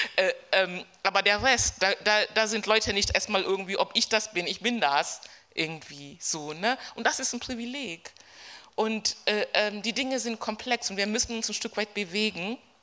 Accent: Berlin, Germany; ich komme aus Berlin, wir sind ein bisschen rambulischer

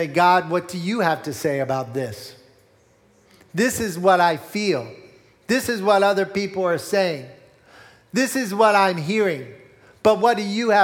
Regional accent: Morgantown, Pennsylvania, United States; I grew up in Berks County in Morgantown, not too far from here

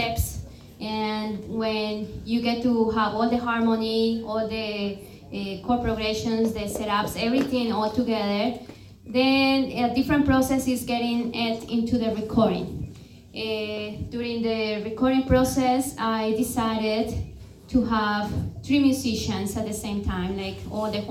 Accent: Cali, Valle del Cauca, Colombia; moved away as an adult; also born or lived in Arizona, United States / New Orleans, United States; now in New Jersey, United States; I was born in Cali, Colombia, and I came to the States to get my higher education.

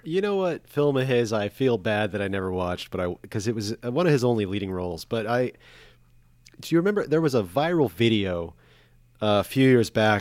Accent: Corpus Christi, Texas, United States; growing up in Corpus

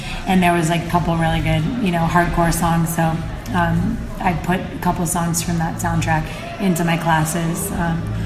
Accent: Orange County, Southern California, United States; moved away; also born or lived in Los Angeles; I grew up in Southern California, but in Orange County

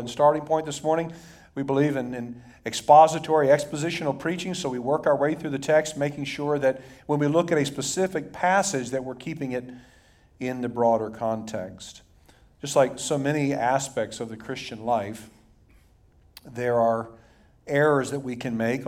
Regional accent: Dayton, Ohio, United States; when I was a kid, teenager growing up in Dayton, Ohio

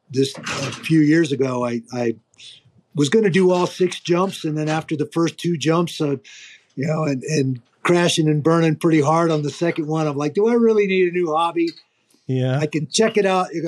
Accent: Pacific Northwest, United States; I grew up in the Pacific Northwest. We had mule deer and blacktail.

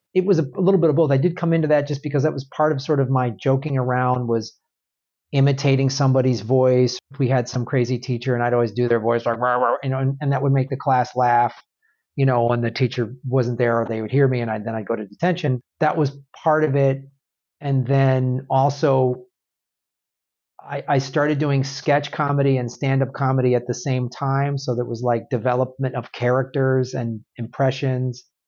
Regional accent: Madison, Wisconsin, United States; moved away; also born or lived in Evanston, Illinois; I grew up in the Midwest. I, I grew up in Madison, Wisconsin

